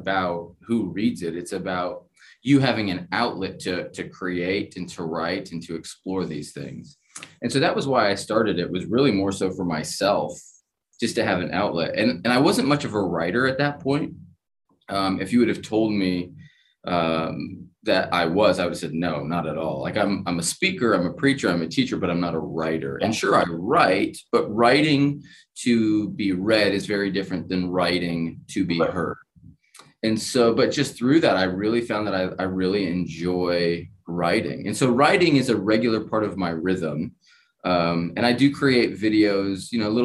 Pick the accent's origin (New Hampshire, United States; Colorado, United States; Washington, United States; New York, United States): New Hampshire, United States; Keene; I grew up in Keene. So the southwest corner of the state.